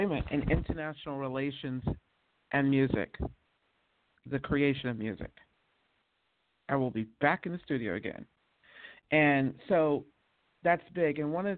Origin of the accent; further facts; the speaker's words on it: the South, United States; I come from the South, too.